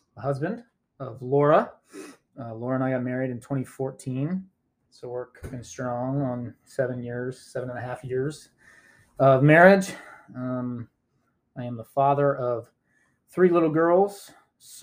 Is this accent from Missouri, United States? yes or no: yes; Independence, Missouri, United States; also born or lived in Atlanta, Georgia / Lee's Summit, Missouri; now in Greenwood, United States; I grew up in Independence, Missouri, and then spent 5 years in Atlanta and then came back to Kansas City, lived in Lee Summit, went to Lee Summit West High School